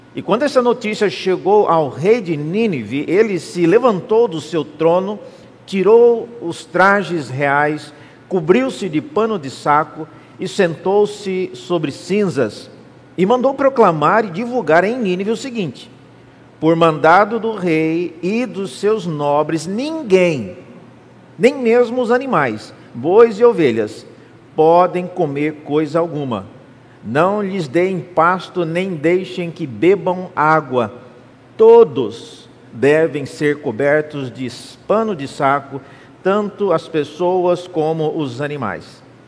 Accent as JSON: {"language": "Portuguese", "town": "Cuiabá", "region": "Mato Grosso", "country": "Brazil", "tie": "born or raised there", "said": "eu sou natural de Cuiabá"}